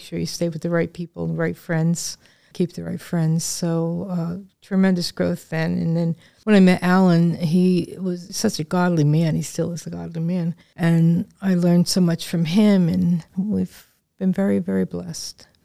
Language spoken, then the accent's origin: English; Northern New Jersey, United States; moved away as an adult; now in Lancaster, United States; I was born in New Jersey